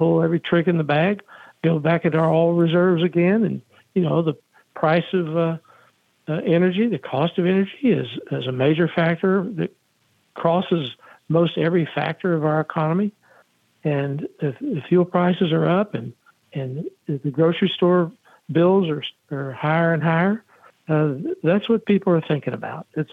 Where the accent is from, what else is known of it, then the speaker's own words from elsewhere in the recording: Texas, United States; now in North Carolina, United States; I'm from Texas